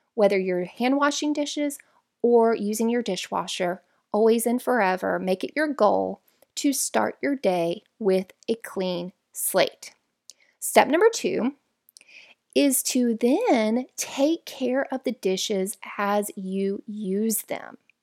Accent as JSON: {"language": "English", "region": "Florida", "country": "United States", "said": "We're from Florida, where it's all flat."}